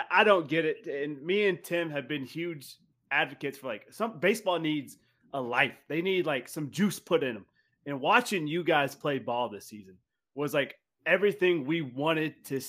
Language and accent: English; North Carolina, United States; We're from North Carolina.